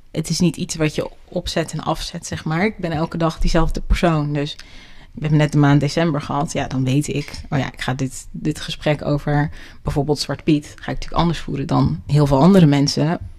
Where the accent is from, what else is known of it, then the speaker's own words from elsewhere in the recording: Netherlands; Ik ben gewoon Nederlandse.